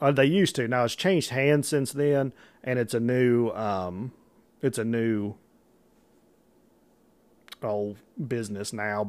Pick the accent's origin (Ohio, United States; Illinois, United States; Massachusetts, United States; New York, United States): Illinois, United States; I'm not from Paducah, Kentucky. I'm from Illinois